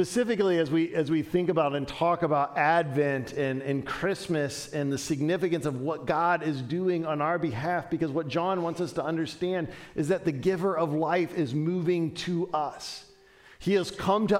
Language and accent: English; Dayton, Ohio, United States; growing up in Dayton, Ohio